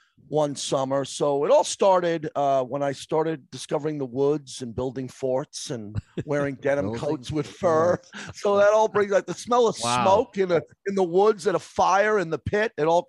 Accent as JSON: {"language": "English", "town": "Massapequa", "region": "New York", "country": "United States", "said": "the background of my youth … because I'm from Massapequa. … from the town."}